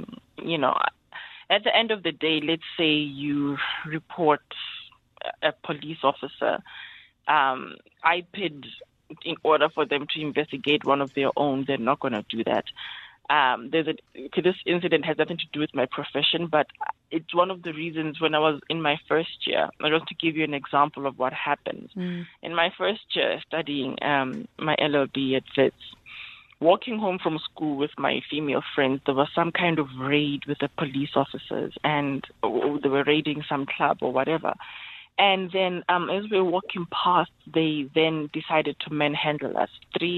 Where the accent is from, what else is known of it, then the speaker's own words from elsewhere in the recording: Lesotho; born there; So I was born in Lesotho.